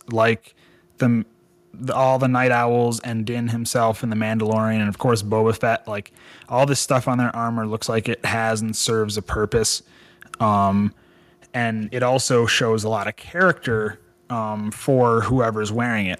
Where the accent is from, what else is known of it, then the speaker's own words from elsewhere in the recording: Michigan, United States; a boy growing up in Michigan playing in the woods with frogs and snakes and salamanders